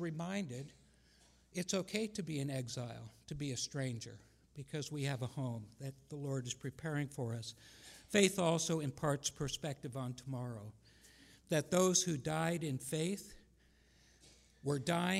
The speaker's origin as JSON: {"language": "English", "country": "Japan", "tie": "born or raised there", "said": "I never really liked being pointed at all the time when I was growing up in Japan and them saying, \"Oh, gaijin da, you're never going to be one of us, you're one of them.\""}